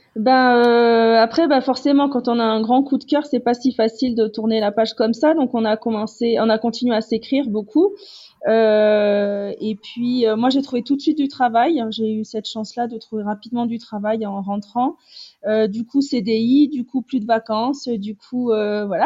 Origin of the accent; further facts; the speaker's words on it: Toulouse, Occitania, France; moved away as an adult; now in Cusco, Peru; je suis toulousaine et j'habite à Cusco depuis six ans maintenant